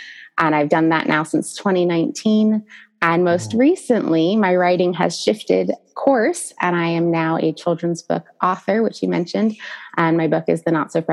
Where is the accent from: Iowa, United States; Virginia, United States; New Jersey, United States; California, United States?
California, United States; San Diego; we are living in San Diego, California, which is my hometown